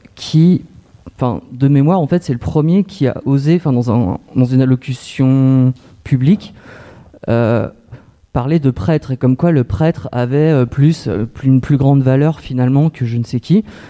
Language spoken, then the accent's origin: French; Creil, Hauts-de-France, France; je viens de Creil, enfin, j'ai grandi dans les années 80